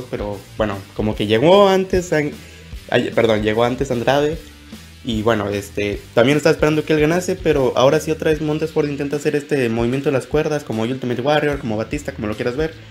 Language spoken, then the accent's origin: Spanish; Nuevo León, Mexico; como buen regio que soy, pues mi apoyo va directamente hacia Ángel Garza